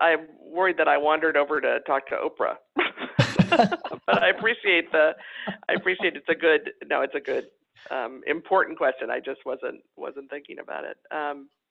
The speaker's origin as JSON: {"language": "English", "town": "Los Angeles", "region": "California", "country": "United States", "moved": "yes", "said": "I'm from Los Angeles originally"}